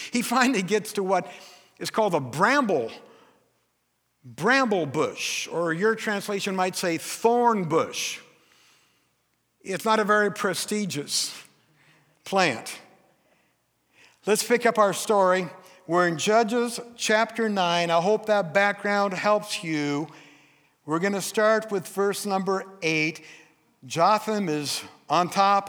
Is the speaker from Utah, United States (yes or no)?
no; Forks, Washington, United States; I'm from Forks. My dad was a logger